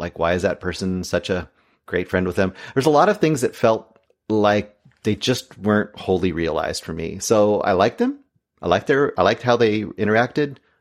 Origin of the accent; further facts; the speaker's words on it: Oregon, United States; I was born in Oregon.